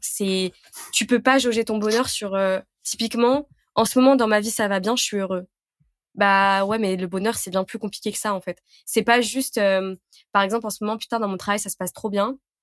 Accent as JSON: {"language": "French", "town": "Lyon", "region": "Auvergne-Rhône-Alpes", "country": "France", "said": "je suis lyonnaise."}